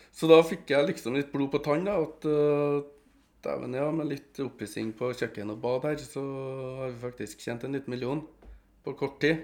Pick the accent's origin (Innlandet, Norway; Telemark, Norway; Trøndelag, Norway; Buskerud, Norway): Trøndelag, Norway; Trondheim; Jeg kommer jo fra Ranheim-sida i Trondheim